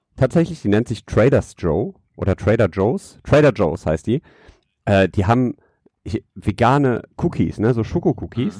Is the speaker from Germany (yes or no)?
yes; Düsseldorf, North Rhine-Westphalia, Germany; ich als kleiner Stadtjunge hier